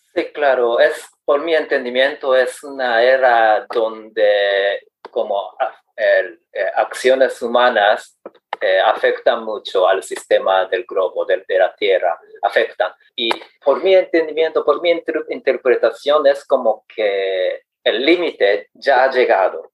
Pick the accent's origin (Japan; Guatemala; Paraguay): Japan; Spanish is a second language; soy japonés de 57 años, soltero